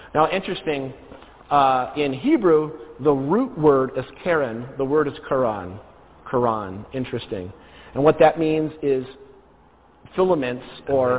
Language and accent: English; New Jersey, United States; I'm originally from New Jersey